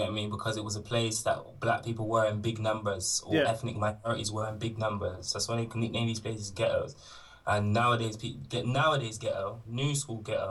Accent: Bristol, South West England, United Kingdom; So I grew up in St. Paul's. I explored the rest of Bristol when I started going to secondary school

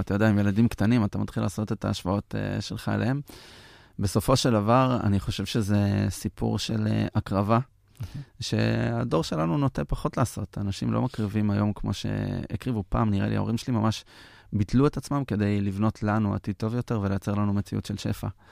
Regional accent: Petah Tikva, Central District, Israel; גדלתי. כן. ליד השוק בפתח תקווה

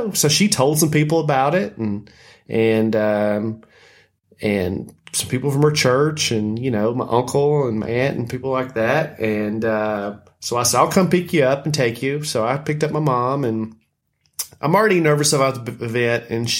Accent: Lebanon, United States; my hometown of Lebanon

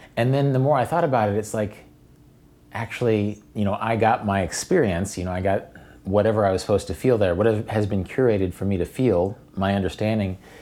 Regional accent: Wichita, Kansas, United States; I grew up in Wichita with Cowtown

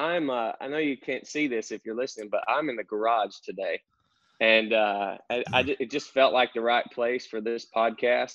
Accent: North Central Arkansas, United States; accent: country; now in Conway, United States; I grew up uh, in North Central Arkansas, out in the sticks, uh, country boy, as you can tell from my accent

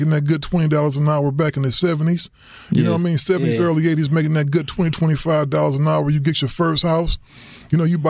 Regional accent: Cleveland, Ohio, United States; also born or lived in Ravenna, Ohio; I'm originally from Cleveland, Ohio, man. 103rd Street in St. Clair.

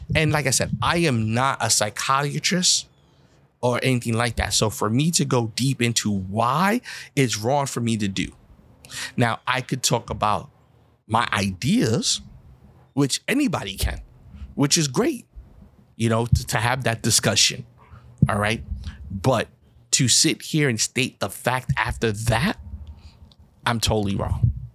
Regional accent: United States; when you're a black person in America, I can't hide and say I'm something else

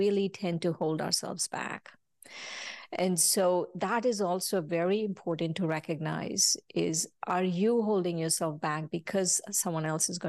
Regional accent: India; I came from India and I realized I was going through jealousy

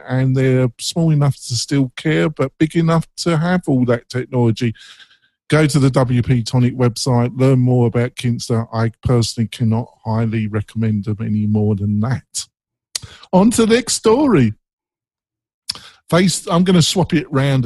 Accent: England, United Kingdom; I'm English, and I have friends in England

